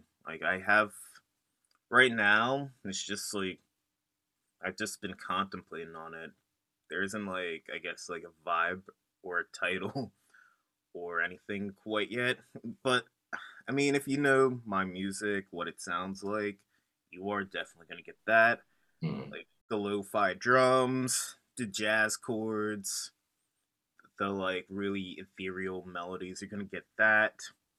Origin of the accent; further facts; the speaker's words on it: York, Pennsylvania, United States; now in Philadelphia, United States; From like York, PA. It's like 2 hours away from Philly.